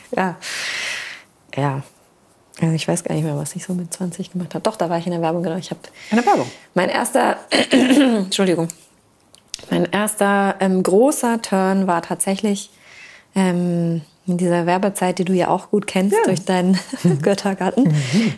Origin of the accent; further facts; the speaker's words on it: Black Forest, Baden-Württemberg, Germany; also born or lived in Hamburg; now in Wismar, Germany; ich komme aus dem Schwarzwald